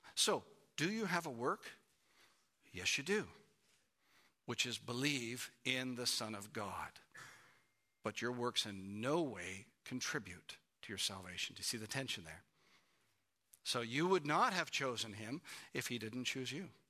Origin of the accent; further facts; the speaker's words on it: Canada; moved away as an adult; we're from Canada